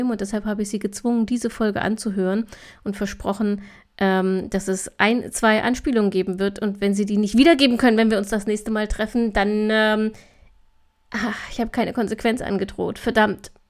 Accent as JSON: {"language": "German", "region": "Thuringia", "country": "Germany", "tie": "born there", "said": "Am 1.10. schon abzugrillen, als gebürtige Thüringerin, das das ist, äh, ach, das ist einfach falsch."}